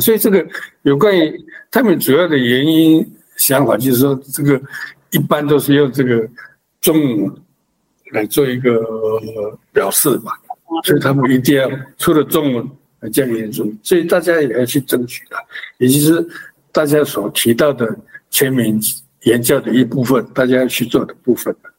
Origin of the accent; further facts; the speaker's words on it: Amis homeland, Taiwan; 所以我们阿弥祖的传说就是来自百里浪